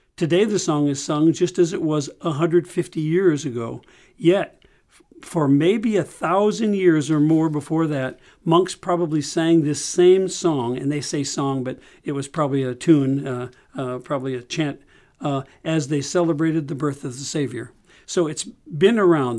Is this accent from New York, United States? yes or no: no; St. Louis, Missouri, United States; growing up in Saint Louis